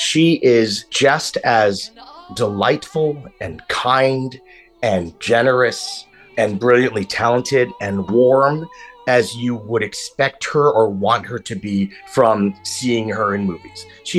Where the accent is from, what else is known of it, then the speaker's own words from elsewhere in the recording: Southern California, United States; now in New York, United States; I'm originally from Southern California. I moved to New York to pursue a career on Broadway.